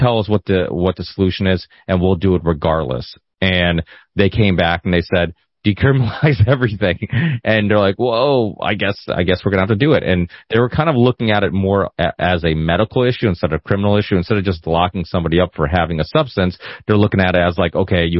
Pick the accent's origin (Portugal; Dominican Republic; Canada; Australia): Portugal; Northern Portugal; moved away; I was born in Northern Portugal, where everybody had huge families.